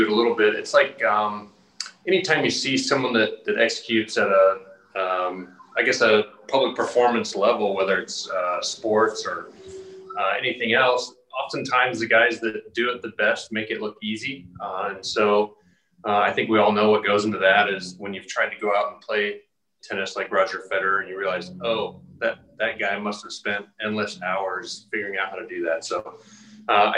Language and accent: English; United States; right where I grew up in Johnson County.